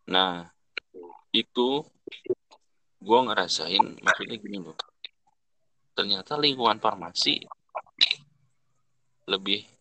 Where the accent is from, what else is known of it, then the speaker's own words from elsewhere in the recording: Bogor, West Java, Indonesia; gua kan orang Bogor gua nggak ada orang-orang Jakarta